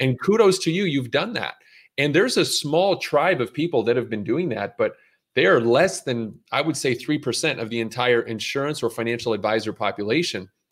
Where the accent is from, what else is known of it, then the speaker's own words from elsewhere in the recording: Montreal, Quebec, Canada; moved away as an adult; also born or lived in Brooklyn, New York; now in United States; growing up in Montreal, where I was born and raised